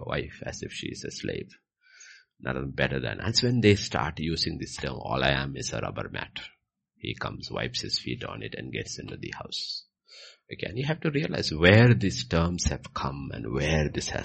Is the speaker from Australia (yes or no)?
no; Kerala, India; I come from Kerala.